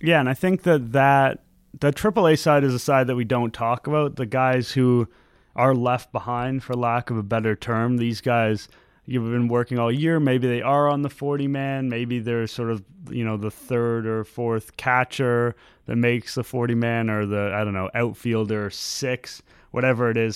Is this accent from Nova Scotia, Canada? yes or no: no; Toronto, Ontario, Canada; also born or lived in Montreal; I grew up in Toronto. I was born and raised here. I lived in Montreal briefly, but I've basically been here my whole life